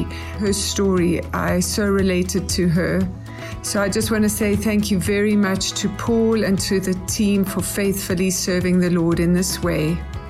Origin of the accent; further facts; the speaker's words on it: Johannesburg, Gauteng, South Africa; I'm from Johannesburg in sunny South Africa across the ocean.